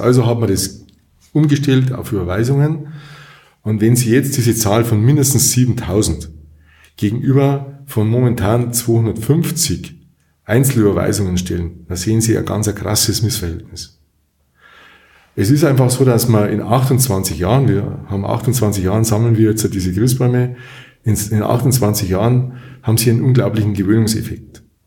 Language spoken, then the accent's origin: German; Munich, Bavaria, Germany; moved away as an adult; also born or lived in Kempten / Allgäu; now in Durach, Germany; ich bin aufgewachsen in München, in einem Stadtteil von München